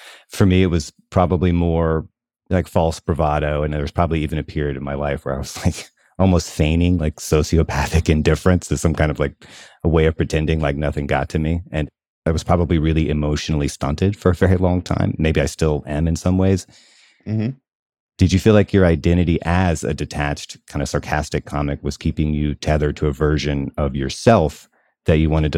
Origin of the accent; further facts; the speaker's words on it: the South, United States; partly because of where I grew up in the South, how I grew up.